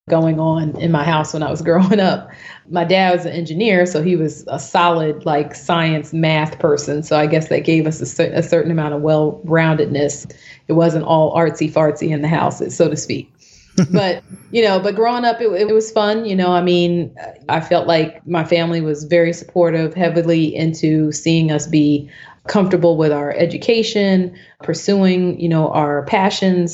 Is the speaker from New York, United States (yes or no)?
no; Neptune, New Jersey, United States; I'm a Jersey girl. So I grew up in Neptune, New Jersey, which is a town on the Jersey Shore.